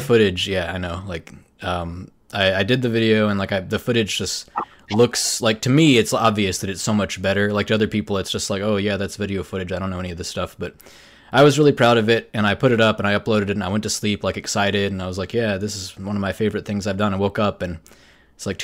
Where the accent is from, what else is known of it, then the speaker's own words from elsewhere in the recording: right outside Nashville, Tennessee, United States; moved away as an adult; also born or lived in Seattle, United States; now in South Korea; born and raised in Tennessee